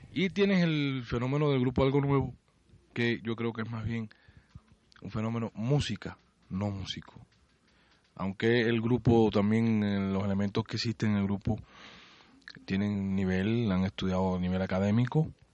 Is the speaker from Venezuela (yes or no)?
no; Puerto Padre, Las Tunas, Cuba; born or raised there; moved away; also born or lived in Havana